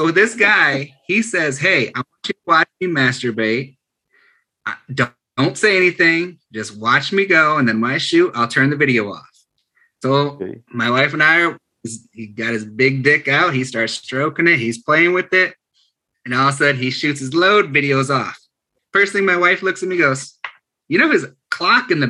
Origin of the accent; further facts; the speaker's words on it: Michigan, United States; I'm from Michigan.